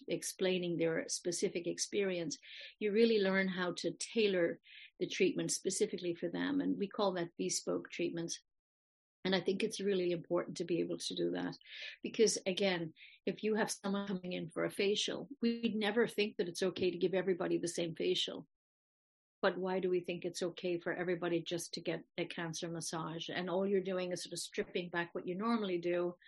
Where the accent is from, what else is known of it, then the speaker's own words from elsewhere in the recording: Ireland; moved away; I'm from Ireland originally